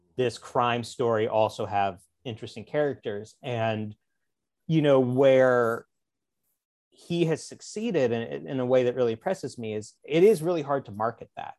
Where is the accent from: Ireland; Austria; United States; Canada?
United States; Springfield, Missouri; moved away as an adult; now in Los Angeles, United States; I'm from Springfield, Missouri, which is like the, uh, the, the big city of the Ozarks